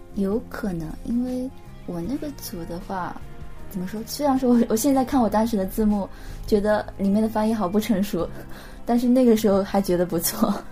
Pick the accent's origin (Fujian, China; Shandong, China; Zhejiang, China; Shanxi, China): Fujian, China; first language Chinese; moved away as an adult; now in Tokyo, Japan; 我来自中国福建